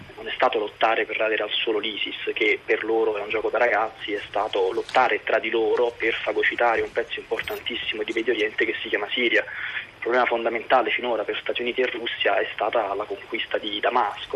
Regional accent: Italy; io sono molto fiero di essere italiano perché il mio è un bellissimo paese

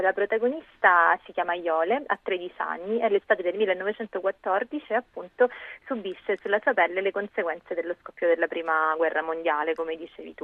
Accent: Sicily, Italy; moved away; come si evince anche dalla mia voce, sono nata dall'altra parte d'Italia, leggo molto spesso delle cose ambientate in Sicilia, anche se non vivo più là

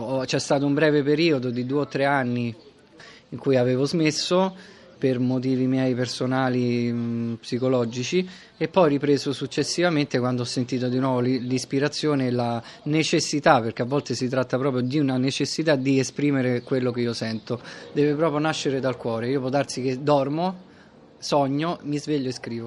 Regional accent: Rome, Lazio, Italy; Io ho sempre vissuto qua, anche se in realtà sono nato in, eh, Viale Angelico, in zona Prati

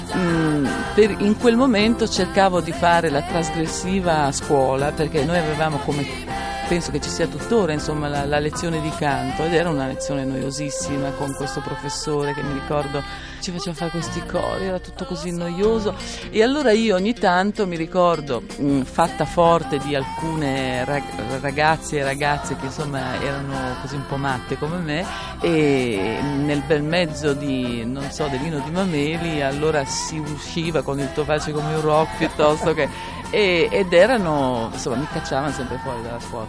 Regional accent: Modena area, Emilia-Romagna, Italy; moved away; io sono nata a Modena, poi ho vissuto in un paesino nascosto vicino a Magretta

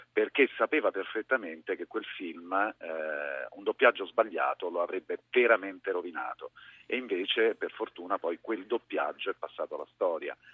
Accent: Rome, Lazio, Italy; la voce di Roma, la... De Ostia, perché io sono

